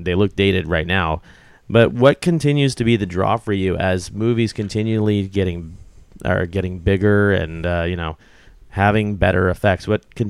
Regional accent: Columbia, South Carolina, United States; I grew up in Columbia, South Carolina.

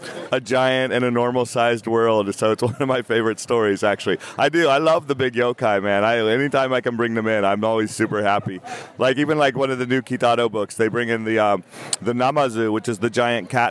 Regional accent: United States; I'm an American writer

